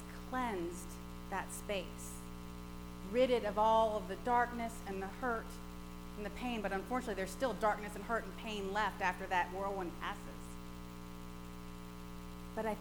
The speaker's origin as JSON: {"language": "English", "region": "Gulf Coast", "country": "United States", "tie": "born or raised there", "said": "growing up on the Gulf Coast and experiencing hurricanes"}